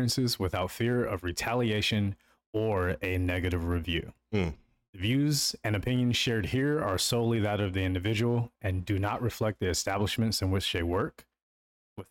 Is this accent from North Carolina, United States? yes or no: yes; North Carolina, United States; I'm from North Carolina